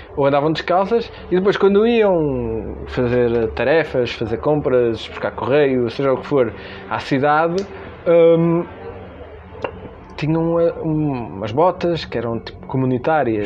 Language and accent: Portuguese; Norte, Portugal; como se diz na minha terra